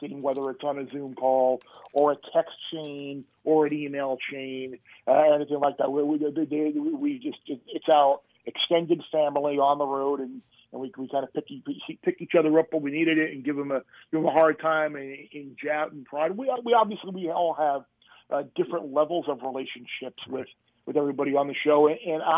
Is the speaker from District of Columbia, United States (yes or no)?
no; Long Island, New York, United States; also born or lived in Miami; I'm from Long Island